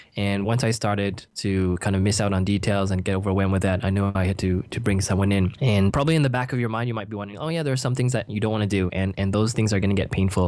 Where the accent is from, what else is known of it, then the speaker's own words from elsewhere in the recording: Canada; moved away as an adult; now in Singapore; I'm originally from Canada. I grew up there